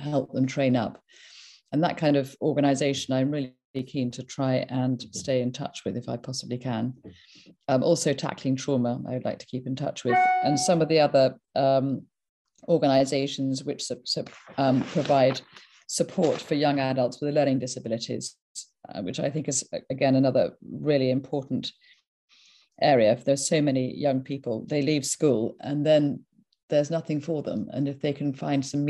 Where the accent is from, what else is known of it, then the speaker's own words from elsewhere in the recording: mid Wales, United Kingdom; now in Northamptonshire, United Kingdom; I was born mid Wales in the Wye Valley